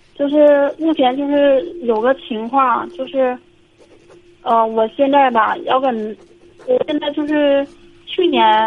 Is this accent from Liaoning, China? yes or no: yes; Liaoning, China; 我是辽宁的